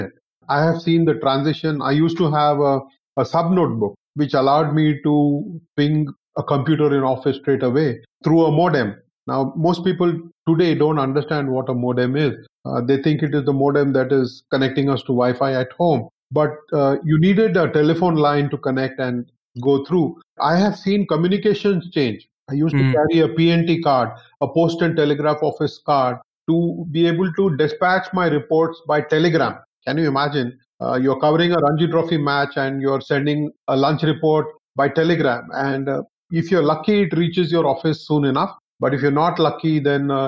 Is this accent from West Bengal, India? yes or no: no; Hyderabad, Telangana, India; moved away as an adult; now in Delhi, India; I was born and brought up in Hyderabad, I have made Delhi my home for the last 28 years or so.